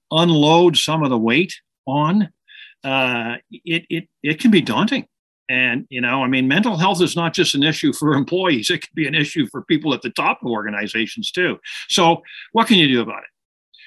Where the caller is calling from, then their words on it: Toronto, Ontario, Canada; calling in from Toronto, Canada today, just north of Toronto.